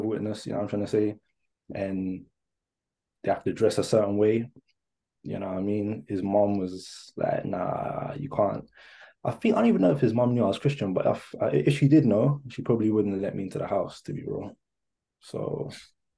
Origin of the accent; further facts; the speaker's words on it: Hertfordshire, East of England, United Kingdom; also born or lived in Tottenham, London; I was born in North London, Tottenham, and then I moved to Hertfordshire. Probably year four, yeah, year four, basically year four